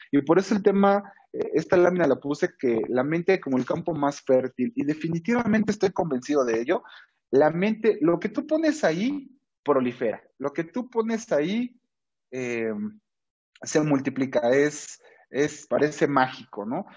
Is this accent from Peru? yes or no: no; Mexico